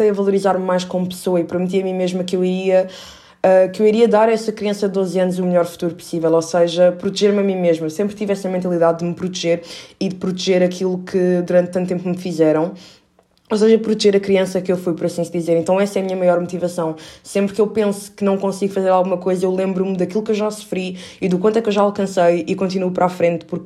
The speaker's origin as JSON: {"language": "Portuguese", "country": "Portugal", "accent": "Portuguese", "said": "meu sotaque não é o melhor, portanto eu não tenho coragem de fazer isso. E portanto não é brasileiro, é português"}